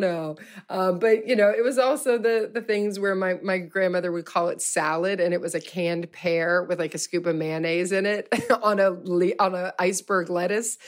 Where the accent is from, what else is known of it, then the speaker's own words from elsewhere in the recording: Louisville, Kentucky, United States; I'm from Louisville, Kentucky.